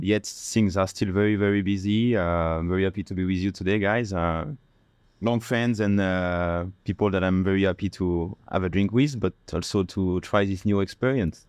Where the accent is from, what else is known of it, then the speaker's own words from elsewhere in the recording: France; accent: French; English is a second language; now in Bangkok, Thailand; with my French accent